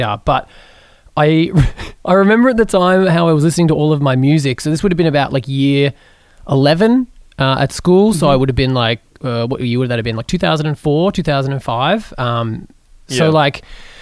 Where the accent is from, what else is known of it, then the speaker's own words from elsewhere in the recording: Geelong, Victoria, Australia; I grew up in Geelong